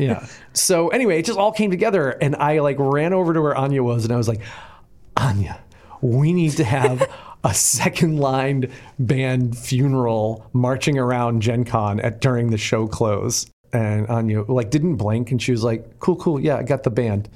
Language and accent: English; Boston, Massachusetts, United States; I grew up in Boston